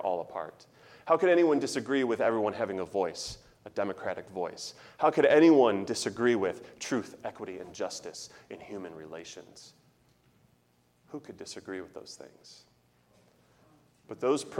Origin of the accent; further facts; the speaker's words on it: Chicago, Illinois, United States; now in Kentucky, United States; I'm from Chicago